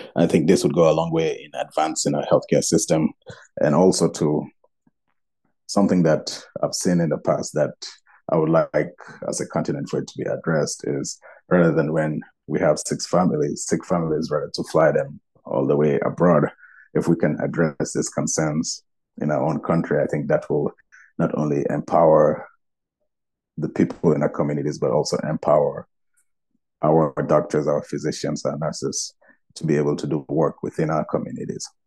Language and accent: English; Gambia; my home country, the Gambia